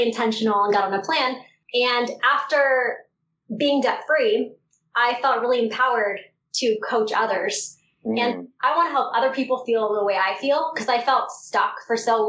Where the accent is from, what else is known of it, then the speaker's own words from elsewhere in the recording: Southern California, United States; I grew up in Southern California.